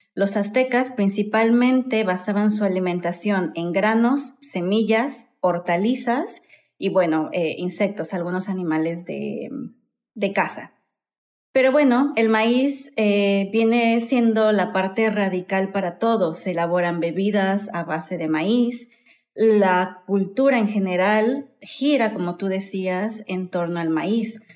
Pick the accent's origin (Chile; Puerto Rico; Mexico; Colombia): Mexico